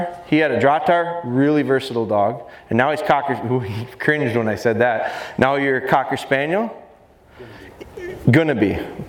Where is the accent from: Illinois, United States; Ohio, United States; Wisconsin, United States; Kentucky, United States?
Wisconsin, United States; Pulaski; I'm from Wisconsin, up near Green Bay, a little town called Pulaski.